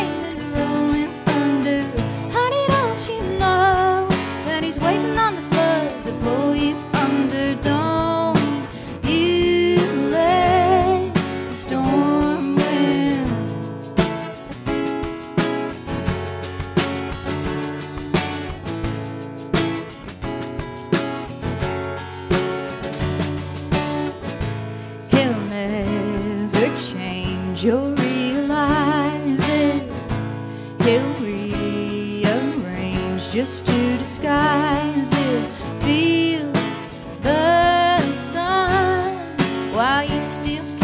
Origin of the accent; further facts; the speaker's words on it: Galax, Virginia, United States; growing up in the Appalachian Mountains and what life was like as a child for me